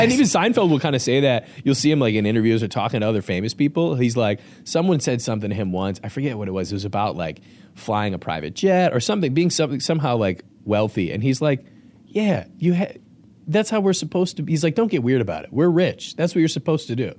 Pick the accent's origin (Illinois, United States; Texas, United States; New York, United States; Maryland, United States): Illinois, United States; Lombard; I actually grew up here in Lombard